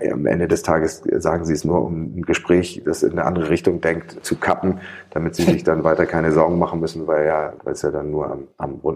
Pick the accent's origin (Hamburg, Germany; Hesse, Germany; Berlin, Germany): Hamburg, Germany; das sage ich als Hamburger Atheist.